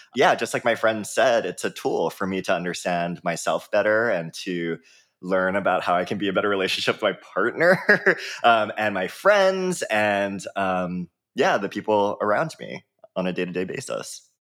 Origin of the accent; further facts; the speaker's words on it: Oahu, Hawaii, United States; I grew up in Hawaii, um, born and raised there on the island of Oahu in a small town